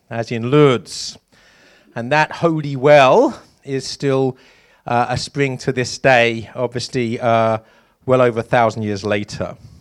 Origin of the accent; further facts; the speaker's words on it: East Anglia, East of England, United Kingdom; moved away as an adult; also born or lived in London; East Anglia is my shire. That's where I spent my childhood, and then I moved to London.